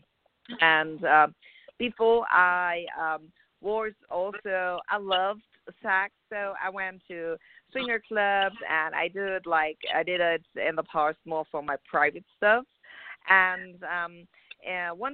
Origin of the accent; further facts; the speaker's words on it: Germany; moved away as an adult; now in Los Angeles, United States; I'm from Germany. I moved over around about 2 years ago here to L.A., beautiful California.